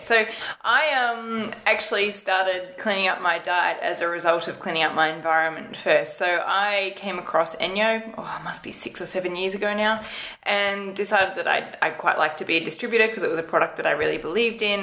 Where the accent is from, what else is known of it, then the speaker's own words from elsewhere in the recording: Australia; being an Australian